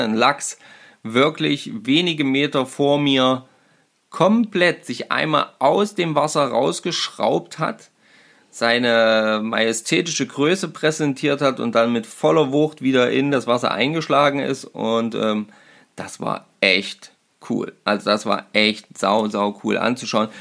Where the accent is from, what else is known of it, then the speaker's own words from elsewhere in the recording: Germany; bei uns in Deutschland